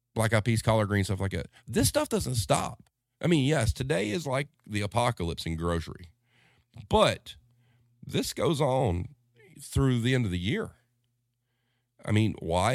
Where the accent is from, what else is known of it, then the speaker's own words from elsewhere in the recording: the South, United States; as a Southerner